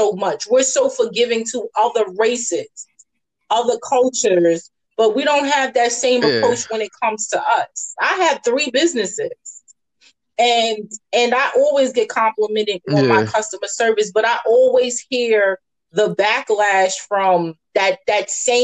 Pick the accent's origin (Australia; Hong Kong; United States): United States; New York City, New York; now in Atlanta, United States; I'm born and raised in the Bronx and Staten Island